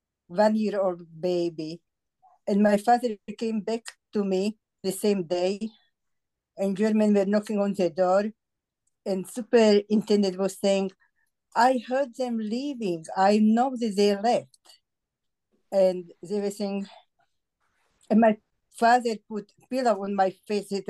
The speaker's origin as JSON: {"language": "English", "town": "Bratislava", "region": "Bratislava Region", "country": "Slovakia", "tie": "born or raised there", "second_language": "English", "moved": "yes", "said": "I was born in Bratislava"}